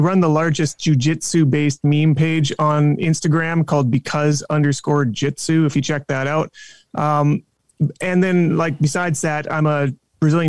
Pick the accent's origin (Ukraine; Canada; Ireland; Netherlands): Canada; my entire life as a Canadian